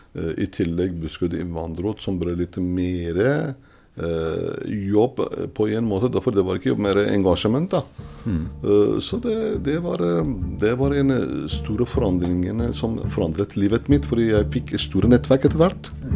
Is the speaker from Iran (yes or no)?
yes; Iran; Norwegian is a second language; moved away as an adult; now in Norway; jeg kommer fra Iran